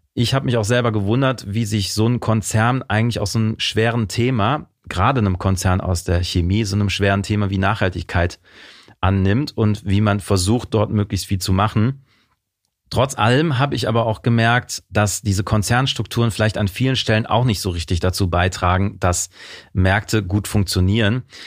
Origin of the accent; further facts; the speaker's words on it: Mönchengladbach, North Rhine-Westphalia, Germany; Aufgewachsen bin ich in Mönchengladbach